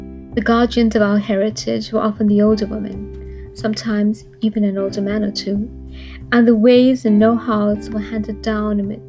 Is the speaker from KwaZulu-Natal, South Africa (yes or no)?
yes; Durban, KwaZulu-Natal, South Africa; Growing up in Durban and knowing little about how the rest of the world functioned